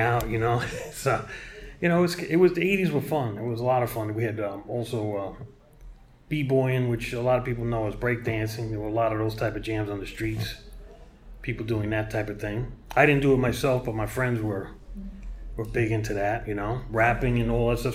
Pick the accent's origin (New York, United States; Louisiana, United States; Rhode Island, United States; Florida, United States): New York, United States; New York City; moved away as an adult; also born or lived in San Francisco, California / Hong Kong / Japan; I was born in 1965 in Brooklyn, New York. I grew up in East New York, Brooklyn